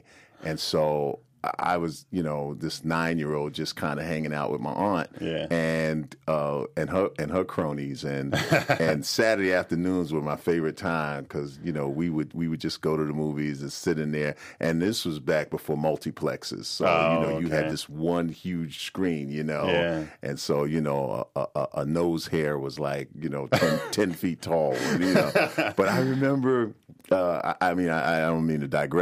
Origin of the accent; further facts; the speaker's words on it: New York City, New York, United States; Born and raised in Brooklyn, New York